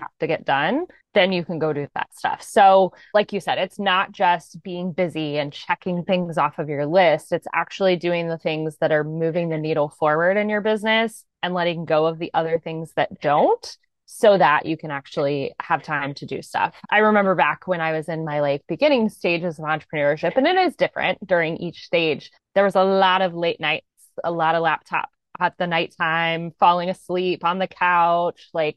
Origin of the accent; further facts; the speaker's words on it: Columbus, Ohio, United States; I'm actually from Columbus, Ohio